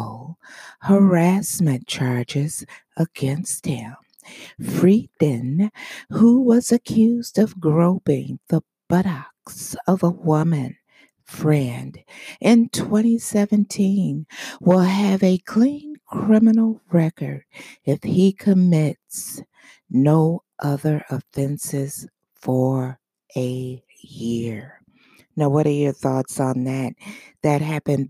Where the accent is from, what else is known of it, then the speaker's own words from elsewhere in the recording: Michigan, United States; my home state of Michigan